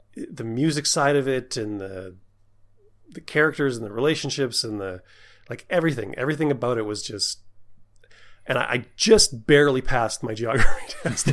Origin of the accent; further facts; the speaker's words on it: Canada; I'm Canadian